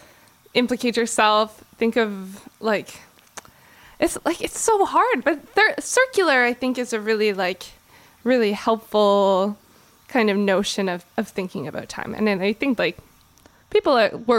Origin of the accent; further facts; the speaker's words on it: Winnipeg, Manitoba, Canada; moved away; Winnipeg, my hometown